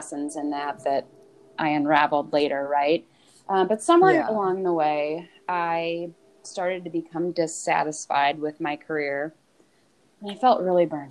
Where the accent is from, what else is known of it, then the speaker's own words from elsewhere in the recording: a suburb of Cleveland, Ohio, United States; Growing up in West Winds